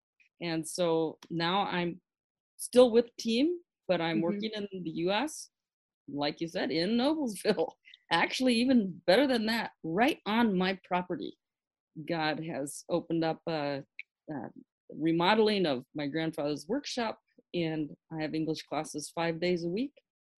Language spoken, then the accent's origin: English; Pakistan; So I grew up in Pakistan, and I went to a missionary boarding school in the north, in the foothills of the Himalayan mountains.